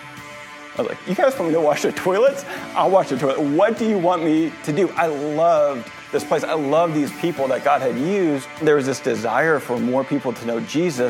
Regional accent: St. Louis, Missouri, United States; moved away as an adult; also born or lived in Orlando, Florida; now in Jupiter, United States; I was born and raised in St. Louis

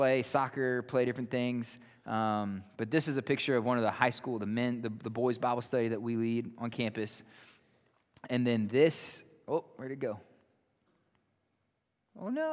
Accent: Wirt County, West Virginia, United States; moved away as an adult; now in Malawi; I grew up in Wirt County

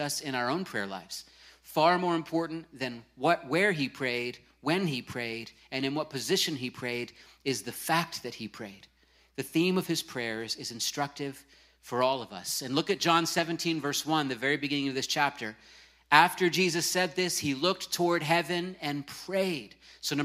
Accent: Virginia Beach, Virginia, United States; moved away; my hometown of Virginia Beach

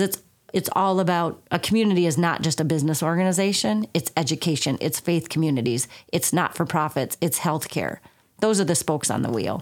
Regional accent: southern Minnesota, United States; moved away as an adult; also born or lived in Colorado / North Carolina / Wisconsin / Iowa; now in Sauk Valley, United States; I was born and raised in southern Minnesota. Um, do not comment on my accent if you all think I still have one.

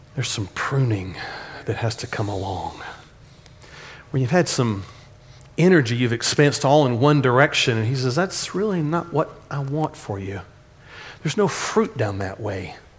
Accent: Dallas, Texas, United States; accent: Texanese; When I grew up in Oak Cliff

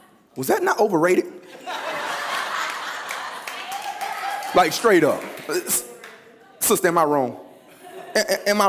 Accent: Louisiana, United States; moved away; also born or lived in Los Angeles, California; I'm from Louisiana.

